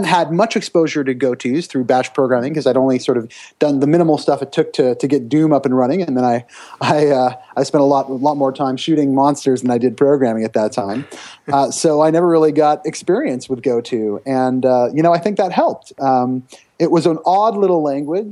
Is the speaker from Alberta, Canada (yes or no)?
no; Brampton, Ontario, Canada; I'm Canadian, and there's a great high school in Brampton, which is a suburb of Toronto, Ontario